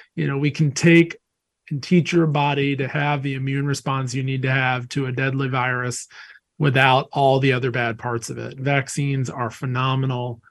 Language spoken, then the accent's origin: English; North Carolina, United States; I grew up in North Carolina